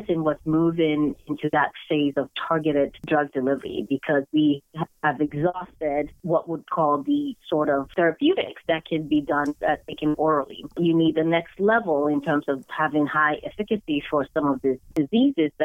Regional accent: Nigeria; now in United States; growing up in Nigeria, where most kids are exposed to sciences and science is celebrated

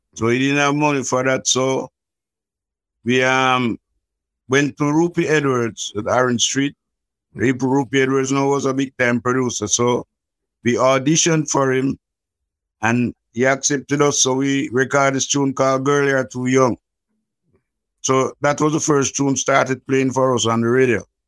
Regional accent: Kingston, Jamaica; I was born in Jubilee Hospital in Kingston, and I grew up in the ghettos of Trenchtown

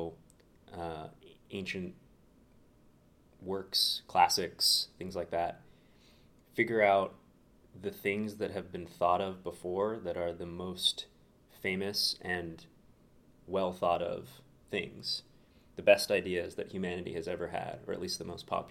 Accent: Santa Barbara, California, United States; moved away as an adult; also born or lived in Berkeley, California; now in Chicago, United States; Born and raised, sunny Santa Barbara, California

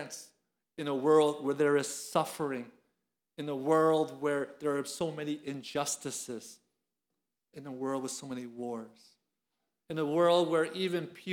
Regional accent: Philadelphia, Pennsylvania, United States; now in Atlanta, United States; I'm from Philadelphia. You can't take Philadelphia out of me

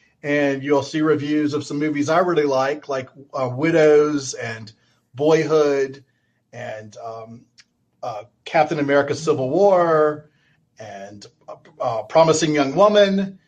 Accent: South Carolina, United States; I grew up in South Carolina

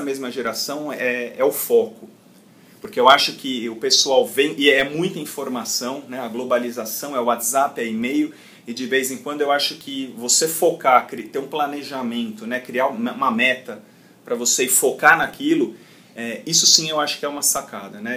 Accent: São Paulo, Brazil; sou paulista, aqui da cidade de São Paulo

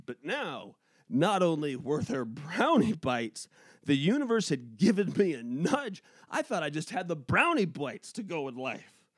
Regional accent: Pacific Northwest, United States; moved away; also born or lived in New England; I'm from the Pacific Northwest

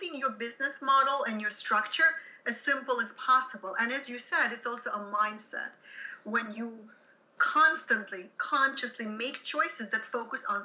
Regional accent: Ukraine; English is a second language; moved away as an adult; I'm originally from Soviet Ukraine, and I was trained as a music teacher there

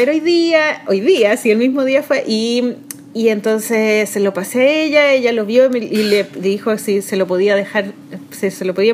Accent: Chile; nosotros como chilenos

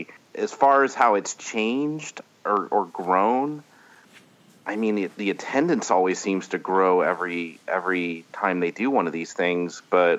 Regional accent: Indianapolis, Indiana, United States; I'm from Indianapolis, Indiana. That's where I was born and raised.

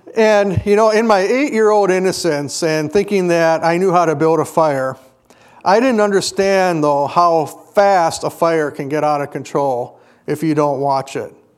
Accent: Kenosha, Wisconsin, United States; When I was growing up in Kenosha, we were on the far western part of Kenosha

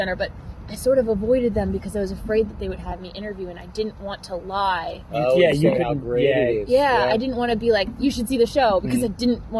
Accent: Reading, Pennsylvania, United States; I grew up in Reading, Pennsylvania, Exeter.

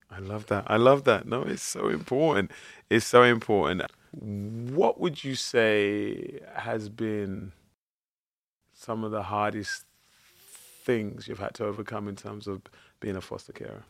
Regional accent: London, United Kingdom; growing up in East London, I, I was born and bred in Plasto

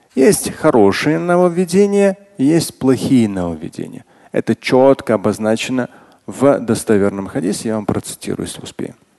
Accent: Russia; Как россиянин и как мусульманин

